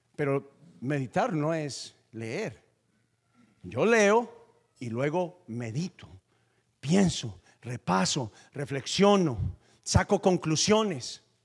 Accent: Paisa, Antioquia, Colombia; yo soy paisa

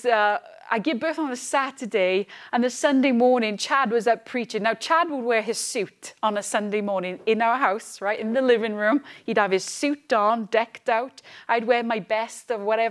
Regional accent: Wales, United Kingdom; moved away as an adult; also born or lived in Edinburgh, Scotland / London; I came from lovely Wales. I was born in Scotland, Edinburgh. And I grew up most of my life in Wales, moved to London, back to Wales

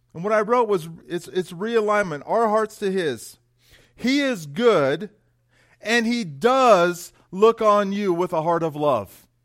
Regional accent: San Jose, California, United States; moved away as an adult; also born or lived in Florida; now in Estes Park, United States; I was born and raised in San Jose, California

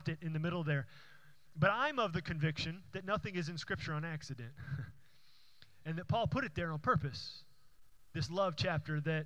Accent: Houston, Texas, United States; the church that I went to growing up in Houston

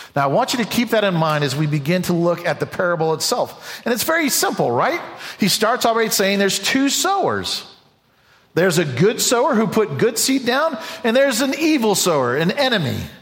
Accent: United States; an American, someone who loves this country

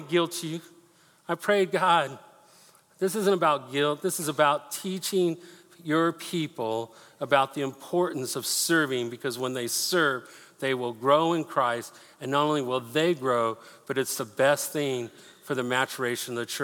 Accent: Denver, Colorado, United States; I grew up in Denver

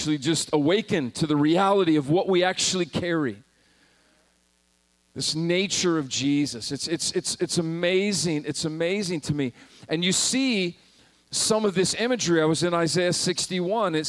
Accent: Montana, United States; moved away as an adult; also born or lived in South Carolina; I was raised in Montana

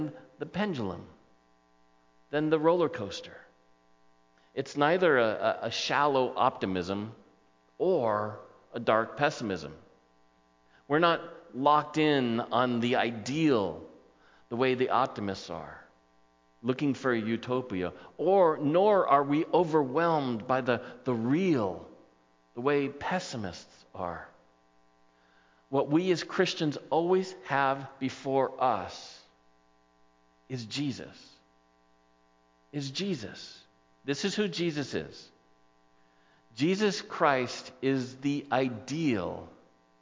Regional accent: Southern California coast, United States; I grew up on the Southern California coast

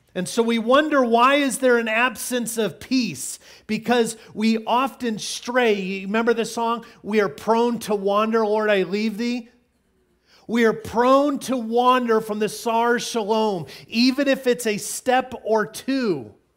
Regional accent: Illinois, United States; Growing up in Illinois, we had tornado drills all the time

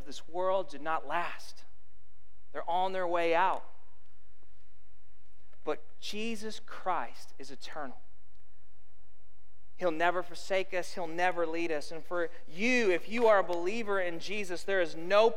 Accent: Arizona, United States; I grew up in Arizona

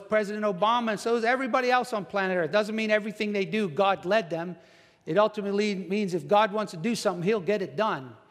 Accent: New Jersey, United States; moved away; I'm from New Jersey

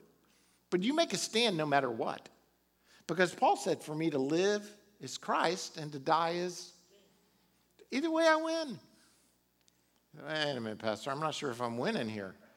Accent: Florida, United States; Back when I was younger, I was raised in Florida

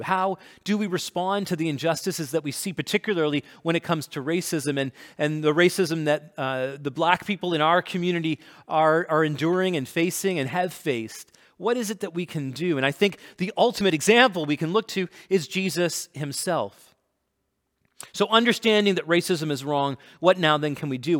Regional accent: Canada; I'm Canadian, and I'm East Indian

